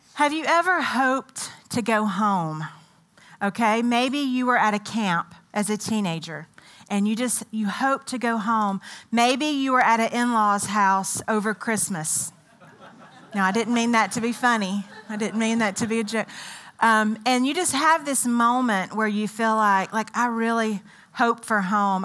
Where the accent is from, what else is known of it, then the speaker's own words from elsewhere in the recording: United States; also born or lived in Ethiopia; I'm very much set in my American identity.